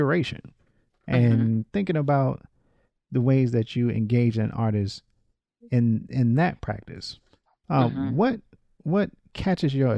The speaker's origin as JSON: {"language": "English", "region": "North Carolina", "country": "United States", "moved": "yes", "lives_now": "Atlanta, United States", "said": "I'm from North Carolina. So one of the reasons I moved to Atlanta"}